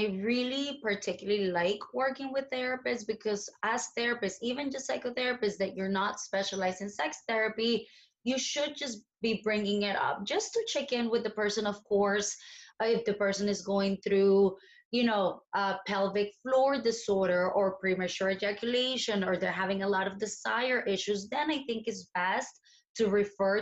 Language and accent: English; Colombia; moved away; I was born in Colombia and I grew up in Colombia in the 90s